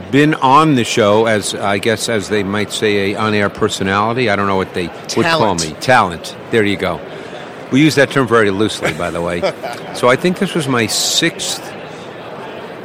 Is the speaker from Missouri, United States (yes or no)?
no; New York City, New York, United States; I grew up in Queens in New York